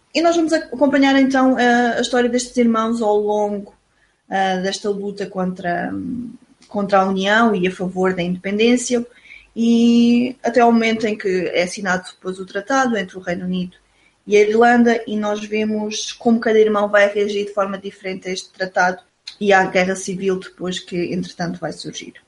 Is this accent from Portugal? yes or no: yes; Portugal; nós somos portugueses